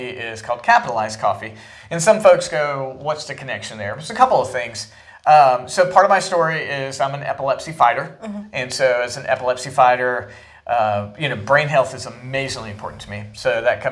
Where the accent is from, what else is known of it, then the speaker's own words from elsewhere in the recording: Smithfield, North Carolina, United States; moved away as an adult; also born or lived in Garner, North Carolina / Raleigh, North Carolina / Rocky Mount, North Carolina; now in Fredericksburg, United States; I grew up in Smithfield, which is right there on 995